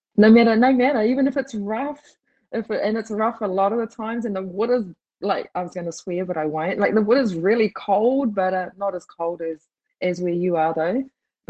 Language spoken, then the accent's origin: English; Otago, New Zealand; do you really? You're like, oh yeah, of course I do. I'm from Otago.